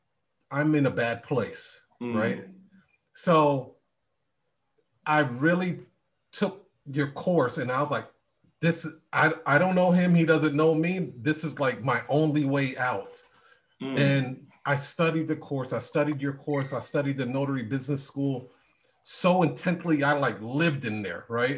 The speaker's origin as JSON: {"language": "English", "region": "Iowa", "country": "United States", "said": "I came from Iowa."}